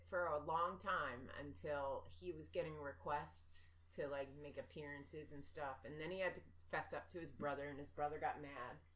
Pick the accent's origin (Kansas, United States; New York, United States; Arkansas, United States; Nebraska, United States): New York, United States; growing up in New York. We're very Broadway. We grew up on Broadway